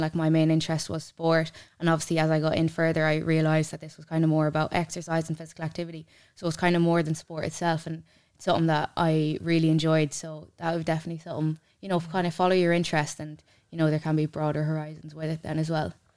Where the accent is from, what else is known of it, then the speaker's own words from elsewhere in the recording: Mullingar, Leinster, Ireland; also born or lived in Ballymahon; I'm actually local enough. I'm from Mullingar